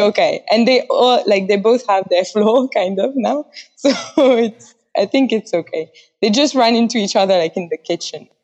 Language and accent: English; Paris, Île-de-France, France; English is a second language; moved away as an adult; now in Taiwan; I'm from Paris, France, and I've lived abroad like three times.